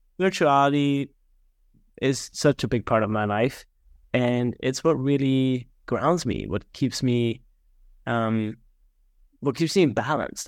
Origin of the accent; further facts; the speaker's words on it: small town outside of Regensburg, Bavaria, Germany; now in Naples, Florida, United States; born and raised in Germany, grew up in a small town outside of Regensburg, which is about a hundred miles north of Munich